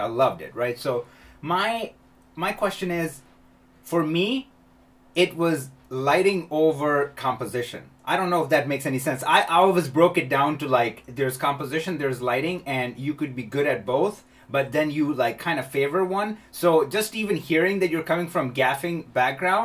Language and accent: English; Chicago, Illinois, United States; moved away as an adult; now in California, United States; I'm from Chicago. I moved to California like 10 years ago